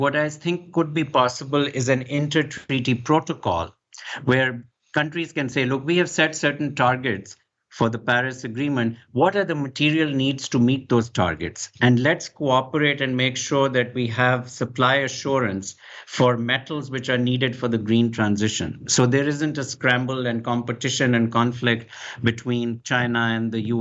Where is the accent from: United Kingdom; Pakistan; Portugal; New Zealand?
Pakistan; moved away; I come originally from Pakistan, so I was schooled in the British system, and I grew up calling it aluminium